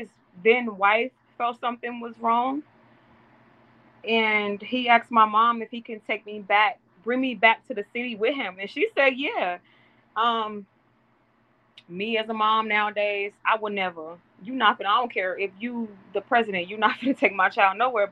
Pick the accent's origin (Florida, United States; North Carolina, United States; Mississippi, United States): Mississippi, United States; now in York, United States; In the South, I'm from Mississippi, born and raised.